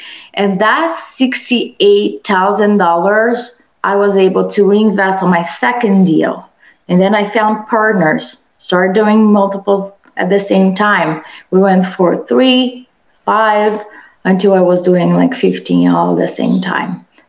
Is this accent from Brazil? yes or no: yes; Brazil; English is a second language; moved away as an adult; now in United States; I was born and raised in Brazil and I came to the US for my master's degree.